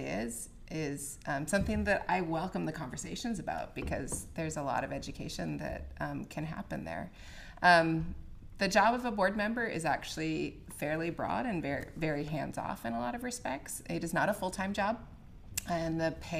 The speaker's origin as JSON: {"language": "English", "town": "Rochester", "region": "Minnesota", "country": "United States", "tie": "born or raised there", "also_born_or_lived": "Kasson, Minnesota / Utah", "moved": "as an adult", "lives_now": "Dayton, United States", "said": "I am from Rochester, Minnesota. I was born and raised in Rochester, Minnesota"}